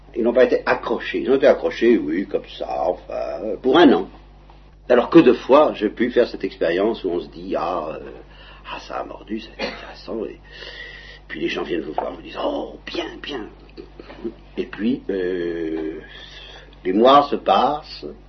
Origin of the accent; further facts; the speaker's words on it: Normandy, France; je suis Normand